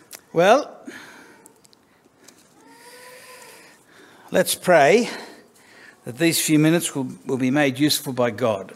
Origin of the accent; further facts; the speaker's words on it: Sydney, New South Wales, Australia; I was born in King's Cross because that sounds classier than Darlinghurst